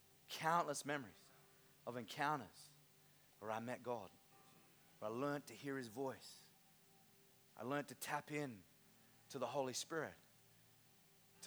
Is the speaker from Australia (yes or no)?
yes; Innisfail, Queensland, Australia; I grew up in Innisfail Christian Outreach Center, now INC, Harvest Church